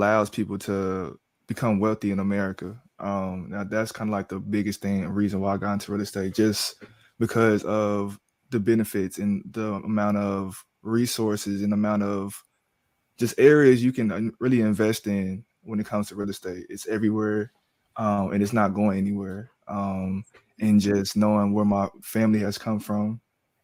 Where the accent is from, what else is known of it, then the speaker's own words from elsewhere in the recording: Round Rock, Texas, United States; also born or lived in Austin, Texas; I was born in Austin, but I was raised in Round Rock